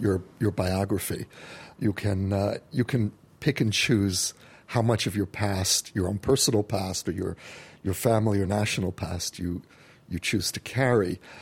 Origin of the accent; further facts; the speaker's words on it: United States; now in Jerusalem, Israel; as an American Jew who came home